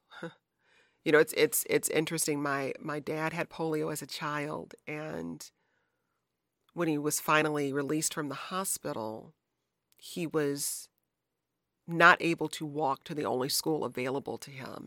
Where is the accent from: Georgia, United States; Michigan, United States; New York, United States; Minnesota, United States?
Michigan, United States; also born or lived in Chicago; now in Washington, D.C., United States; my home state of Michigan